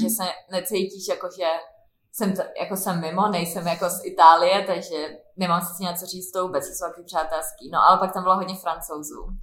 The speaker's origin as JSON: {"language": "Czech", "region": "Prague", "country": "Czechia", "said": "U nás v Praze"}